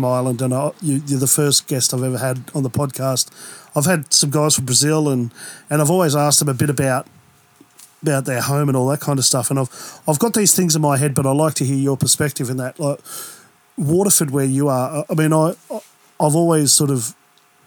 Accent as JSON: {"language": "English", "region": "East Coast", "country": "Australia", "tie": "born or raised there", "moved": "yes", "lives_now": "Perth, Australia", "said": "I grew up on the East Coast"}